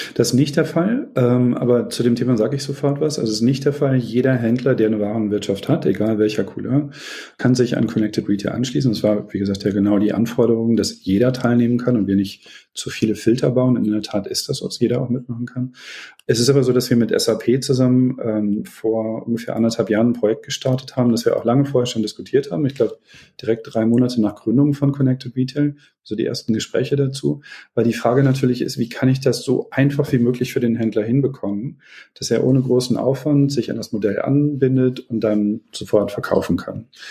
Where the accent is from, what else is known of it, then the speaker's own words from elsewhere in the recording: Beckum, North Rhine-Westphalia, Germany; Ich bin geboren in Beckum in Westfalen, ist meine Heimat.